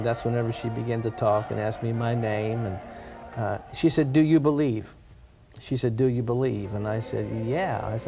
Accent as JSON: {"language": "English", "town": "Pittsburgh", "region": "Pennsylvania", "country": "United States", "tie": "born or raised there", "said": "I grew up in Pittsburgh, PA"}